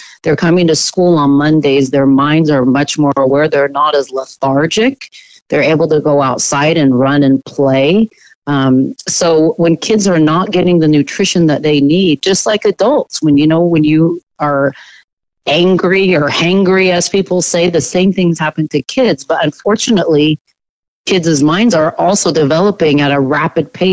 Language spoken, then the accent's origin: English; Portland, Oregon, United States; I am a native Oregonian, you know, born and raised in Southeast Portland